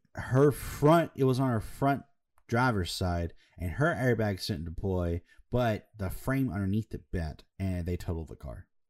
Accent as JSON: {"language": "English", "region": "Alabama", "country": "United States", "said": "we're from Alabama"}